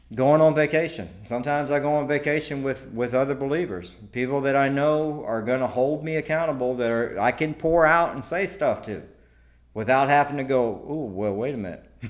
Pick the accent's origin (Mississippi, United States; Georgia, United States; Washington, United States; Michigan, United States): Georgia, United States; now in Devine, United States; I'm from Georgia.